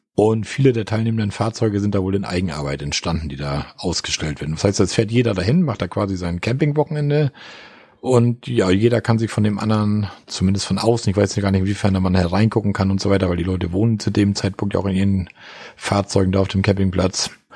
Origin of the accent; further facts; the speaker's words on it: Osterrönfeld, Schleswig-Holstein, Germany; Osterrinfeld, da warst du in meinem Heimatort